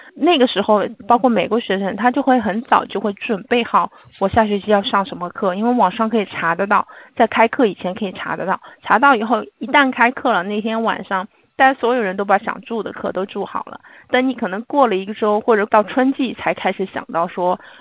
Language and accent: Chinese; China; 我们作为中国人可能又比较隐忍一点